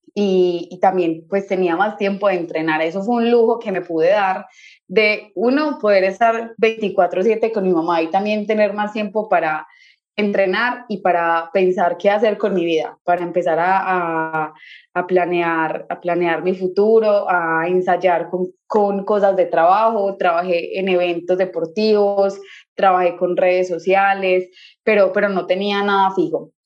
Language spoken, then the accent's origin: Spanish; Colombia; en mi país